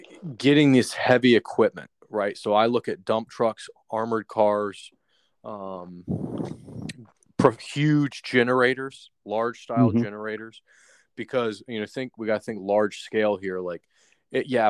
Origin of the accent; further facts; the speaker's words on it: Atlanta, Georgia, United States; I'm from Atlanta